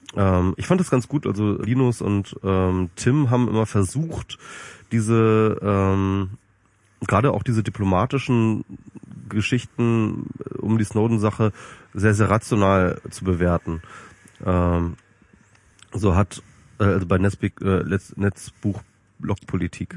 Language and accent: German; Germany; als Deutsche